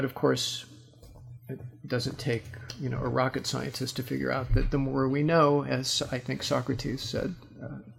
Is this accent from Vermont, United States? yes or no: no; Los Angeles, California, United States; I'm from Los Angeles